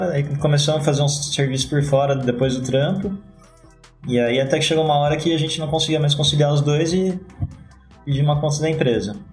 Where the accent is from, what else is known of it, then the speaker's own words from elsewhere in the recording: Jundiaí, São Paulo, Brazil; Sou de Jundiaí, criado em Jundiaí. E agora eu tô com os planos de mudar de Jundiaí.